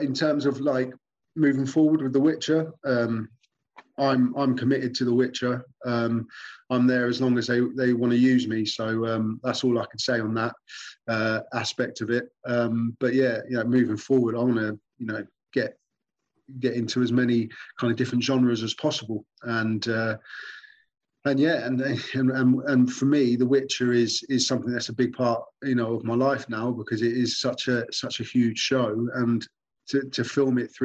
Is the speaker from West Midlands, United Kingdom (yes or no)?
no; Newport Pagnell, South East England, United Kingdom; my hometown in England. A town called Northampton is where they've got a big brewery there, and I'm from a town called Newport Pagnell.